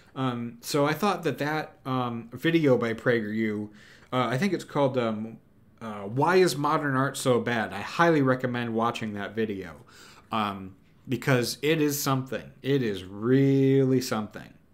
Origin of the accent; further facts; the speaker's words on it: United States; I'm an American. I, I live in America.